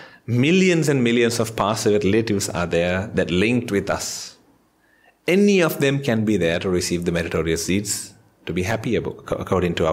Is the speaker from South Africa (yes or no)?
no; Sri Lanka; now in Australia; I'm from Sri Lanka.